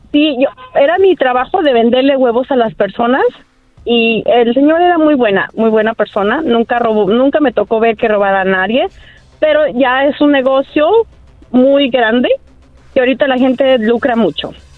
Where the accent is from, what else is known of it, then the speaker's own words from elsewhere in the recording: Jalisco, Mexico; todavía soy de Jalisco